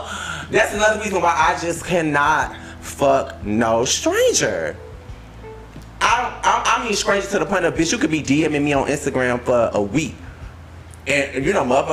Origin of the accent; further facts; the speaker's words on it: Florida, United States; I'm from Florida